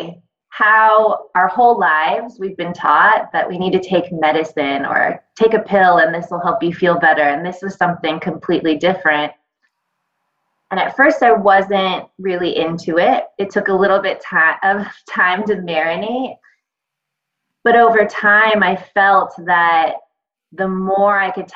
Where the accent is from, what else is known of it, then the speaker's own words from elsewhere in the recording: Los Angeles, California, United States; now in Brooklyn, United States; coming from Brooklyn now, but I grew up in Los Angeles